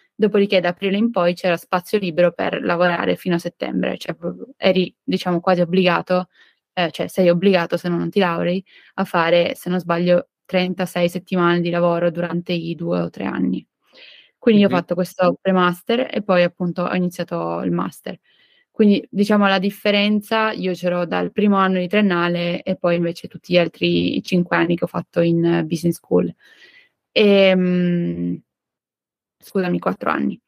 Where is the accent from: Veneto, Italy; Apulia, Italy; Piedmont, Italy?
Piedmont, Italy; Turin; also born or lived in Nancy, France; vengo da Torino